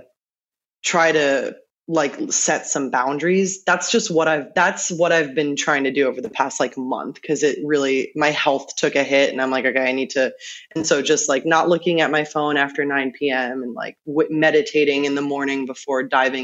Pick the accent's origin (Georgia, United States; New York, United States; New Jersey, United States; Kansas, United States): New York, United States; now in Los Angeles, United States; I was born and raised in New York